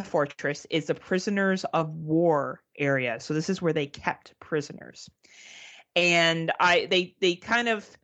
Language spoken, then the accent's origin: English; Canada; As a Canadian